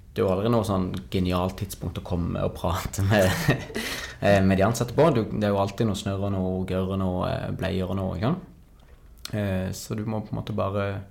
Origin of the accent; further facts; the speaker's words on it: Kristiansand, Agder, Norway; jeg er kristiansander